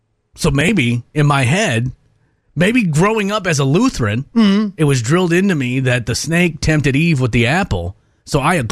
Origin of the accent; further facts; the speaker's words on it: Midwest, United States; I grew up in the Midwest.